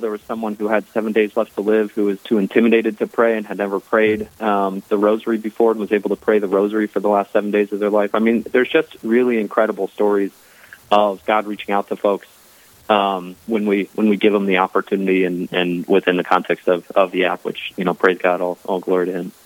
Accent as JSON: {"language": "English", "town": "Columbus", "region": "Ohio", "country": "United States", "tie": "born or raised there", "moved": "as an adult", "lives_now": "Chicago, United States", "said": "I was raised in the in the Midwest in Columbus, Ohio"}